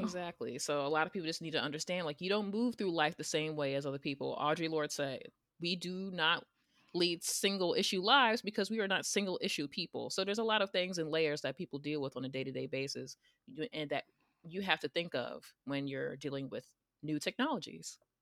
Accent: New York, United States; I'm from New York

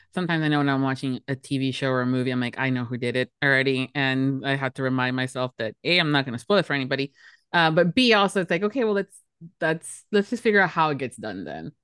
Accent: Miami, Florida, United States; born and raised in Miami, Florida

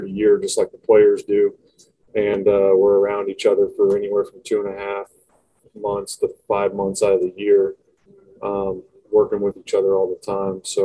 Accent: Longview, Washington, United States; I went to a local community college here in my hometown in Longview, Washington

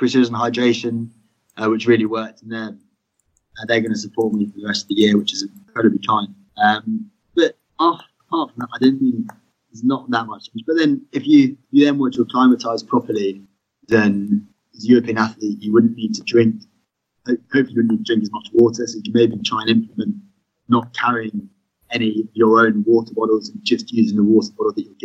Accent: United Kingdom

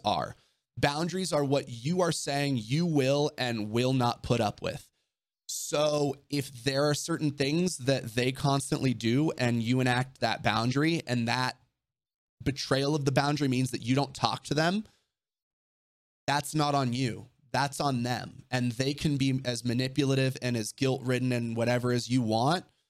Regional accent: Orange County, California, United States; growing up in Orange County

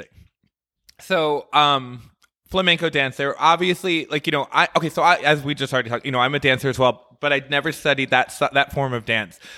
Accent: Detroit, Michigan, United States; also born or lived in Chicago / New York; now in Las Vegas, United States; I grew up in Detroit, Michigan. So I'm from the Midwest

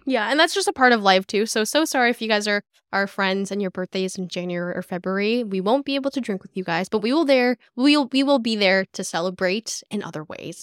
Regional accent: Calgary, Alberta, Canada; moved away as an adult; also born or lived in Jeju, South Korea; now in Halifax, Canada; I was born on an island in Jeju, South Korea, and I'd moved back and forth a few times from Korea to Calgary, which is where I mainly grew up for my entire life.

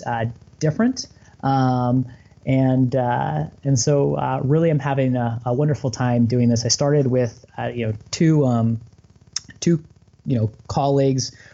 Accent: Bay Area, California, United States; My wife, Katie, and I, we grew up in the Bay Area in California, which is where we reside now

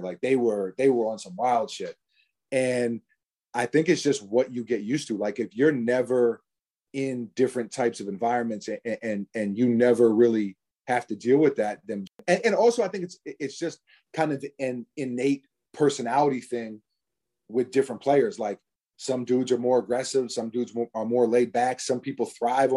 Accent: New York City, New York, United States; we're from New York City

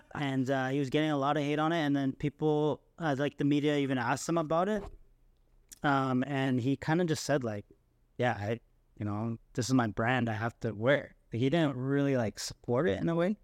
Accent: Canada; being Canadian

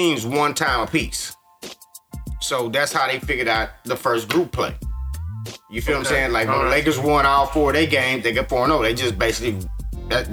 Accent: United States; we're American

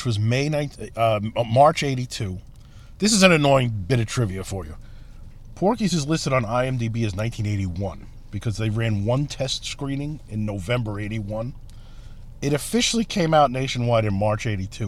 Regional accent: New York City, New York, United States; accent: East Coast; moved away as an adult; now in Chicago, United States; I grew up in Brooklyn

